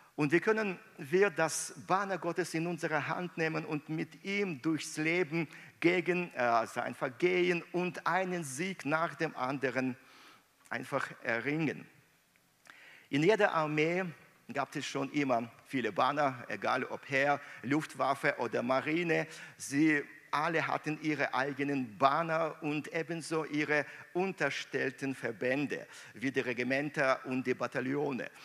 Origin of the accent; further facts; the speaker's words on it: Minsk, Belarus; moved away; meiner Heimat Minsk